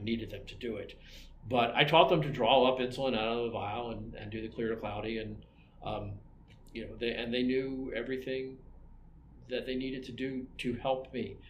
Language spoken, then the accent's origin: English; Maryland, United States; now in Albuquerque, United States; I'm from Maryland